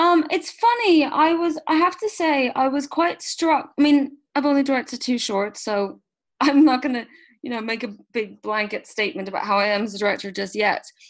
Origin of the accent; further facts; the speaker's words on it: Switzerland; moved away; I grew up in Switzerland